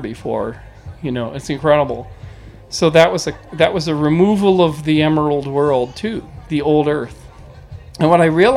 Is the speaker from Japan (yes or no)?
no; British Columbia, Canada; moved away; Where I grew up in British Columbia